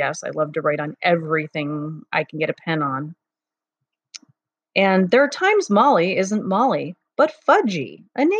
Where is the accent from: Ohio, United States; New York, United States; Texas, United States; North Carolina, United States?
Ohio, United States; Cleveland; moved away; I grew up in Cleveland, Ohio for the first part of my life